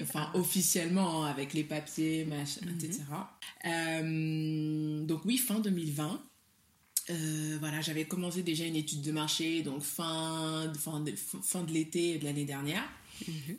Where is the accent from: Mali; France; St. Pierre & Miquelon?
Mali; first language Soninke; French is a second language; je suis du Mali